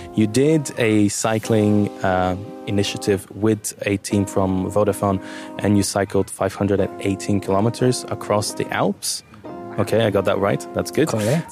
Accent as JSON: {"language": "English", "country": "Bulgaria", "moved": "yes", "lives_now": "Luxembourg", "said": "I'm from Bulgaria and Turkey is right around the corner"}